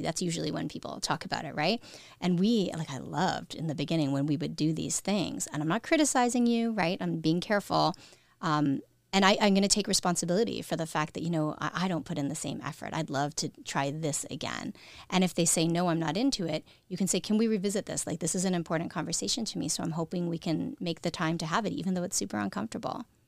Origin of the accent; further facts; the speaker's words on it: Canada; we're a smaller country